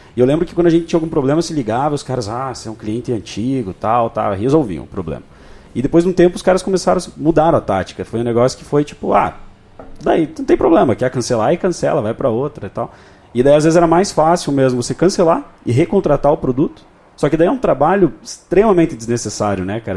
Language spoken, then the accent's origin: Portuguese; Brazil; nós como brasileiros